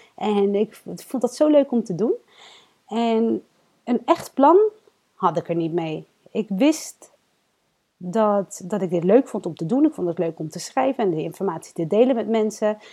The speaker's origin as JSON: {"language": "Dutch", "town": "Rotterdam", "region": "South Holland", "country": "Netherlands", "tie": "born or raised there", "said": "Ik ben geboren en opgegroeid in Rotterdam"}